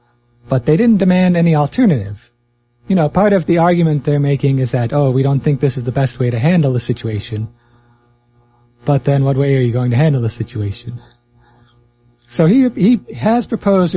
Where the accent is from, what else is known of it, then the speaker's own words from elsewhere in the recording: United States; I feel similarly as an American